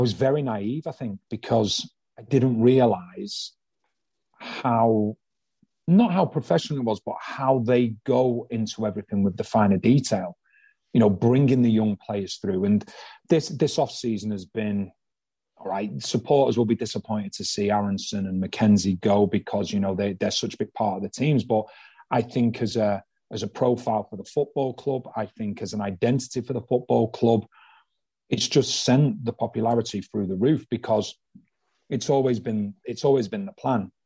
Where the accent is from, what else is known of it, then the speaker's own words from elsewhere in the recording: Manchester, North West England, United Kingdom; moved away as an adult; now in Philadelphia, United States; I'm from Manchester in England